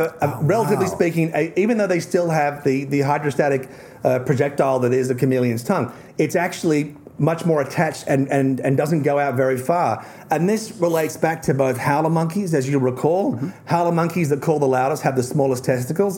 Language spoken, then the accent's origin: English; Tasmania, Australia; I'm from Tasmania